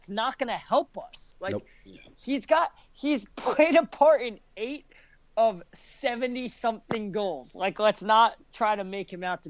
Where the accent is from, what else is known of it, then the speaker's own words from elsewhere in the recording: United States; we're all American.